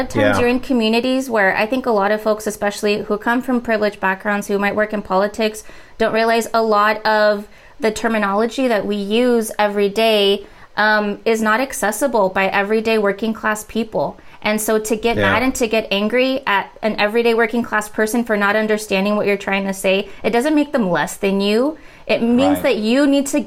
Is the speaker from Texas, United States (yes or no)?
yes; rural Texas, United States; growing up in rural Texas